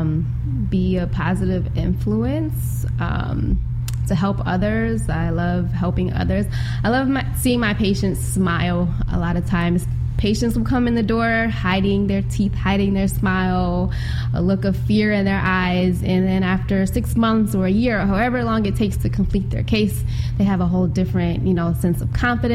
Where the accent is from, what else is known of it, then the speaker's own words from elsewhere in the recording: Buffalo, New York, United States; I grew up in Buffalo, born and raised east side of Buffalo, went to City Honors High School